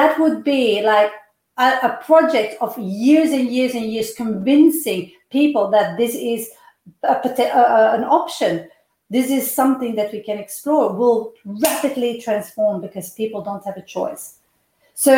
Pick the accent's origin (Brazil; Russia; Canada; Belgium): Belgium; moved away as an adult; I come from Belgium, and the time that I left Belgium, there was an 11% unemployment